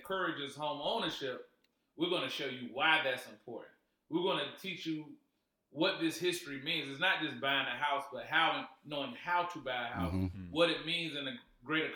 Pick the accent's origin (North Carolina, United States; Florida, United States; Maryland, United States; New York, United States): North Carolina, United States; Wilmington; now in Charlotte, United States; I'm from Wilmo